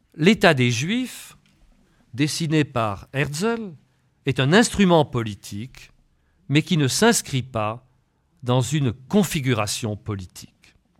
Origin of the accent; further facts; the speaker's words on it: France; Je ne suis pas seulement un Européen, je suis français